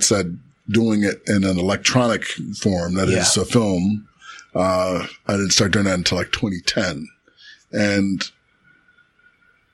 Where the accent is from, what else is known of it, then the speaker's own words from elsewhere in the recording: Chicago, Illinois, United States; I'm from the South Side of Chicago